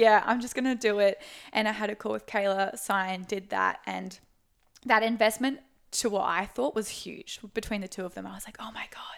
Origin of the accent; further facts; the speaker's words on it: Sunshine Coast, Queensland, Australia; I'm from the Sunshine Coast